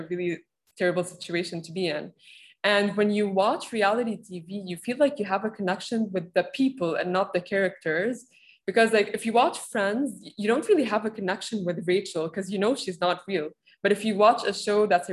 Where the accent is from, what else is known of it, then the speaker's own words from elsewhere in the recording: Lebanon; moved away as an adult; also born or lived in Rome / Dubai; I'm from Lebanon